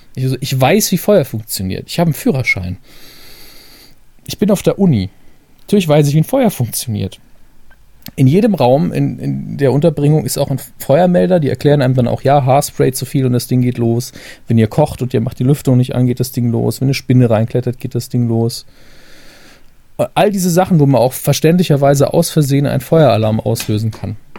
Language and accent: German; Saarland, Germany; als Saarländer